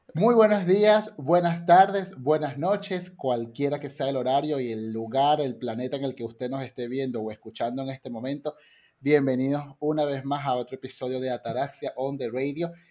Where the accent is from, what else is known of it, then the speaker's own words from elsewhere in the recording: Venezuela; soy venezolano y, me, crecí también allí